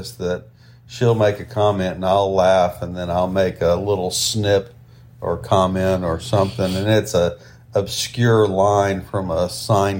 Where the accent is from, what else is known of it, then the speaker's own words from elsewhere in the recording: the South, United States; growing up on the ocean and growing up in the South